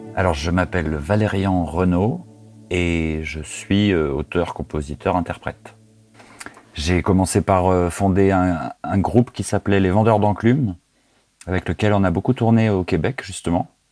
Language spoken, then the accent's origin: French; France; also born or lived in near Orléans; je viens de, de France. Euh, j'habite à, quelques dizaines de kilomètres d'une ville qui s'appelle Orléans